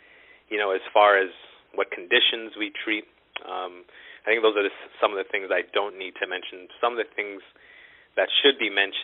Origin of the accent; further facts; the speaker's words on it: New York City, New York, United States; moved away as an adult; also born or lived in Long Island / Philadelphia; now in Dallas, United States; I was born in Brooklyn.